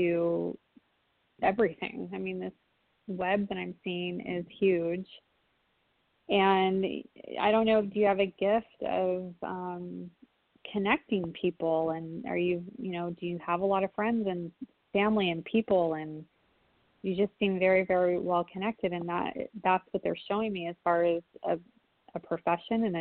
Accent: California, United States; I'm from California. I'm from California

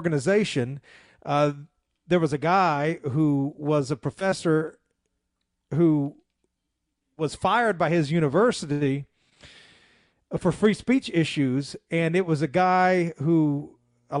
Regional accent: Memphis, Tennessee, United States; it was in my hometown

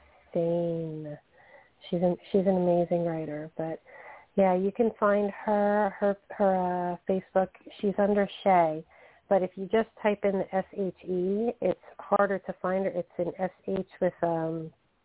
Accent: New Jersey, United States; We're both from Jersey.

